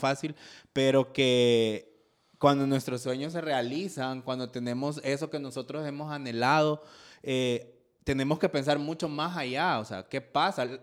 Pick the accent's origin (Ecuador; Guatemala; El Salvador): El Salvador; nuestro país